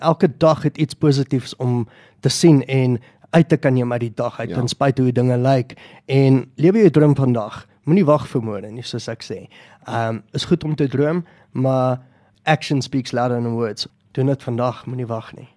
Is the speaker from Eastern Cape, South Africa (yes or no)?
no; Boksburg, Gauteng, South Africa; Ek is van Boksburg.